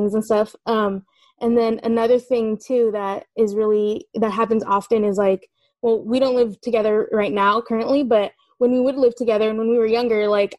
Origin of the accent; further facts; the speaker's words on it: California, United States; I'm calling from the East Bay. I'm from California